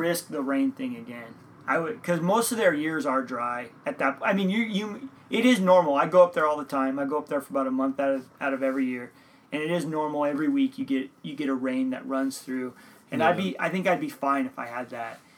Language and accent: English; United States; I'm an American.